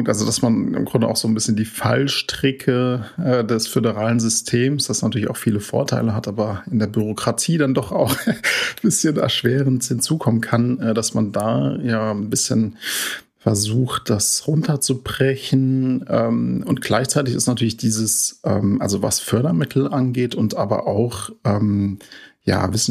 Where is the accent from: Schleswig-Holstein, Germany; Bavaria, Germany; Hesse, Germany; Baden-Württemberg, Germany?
Hesse, Germany; Neu-Anspach; also ich komme äh, ursprünglich aus Neuansbach, das ist ja in der Nähe von Oberursel